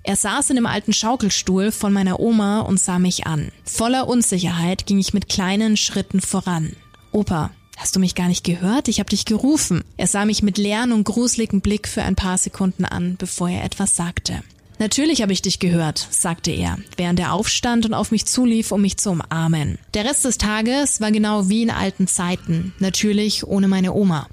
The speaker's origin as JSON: {"language": "German", "town": "Nuremberg", "region": "Bavaria", "country": "Germany", "said": "hier bei uns in Nürnberg"}